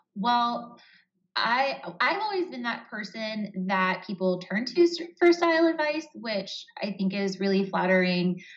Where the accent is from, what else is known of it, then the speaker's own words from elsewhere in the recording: Columbus, Ohio, United States; I'm from Columbus, Ohio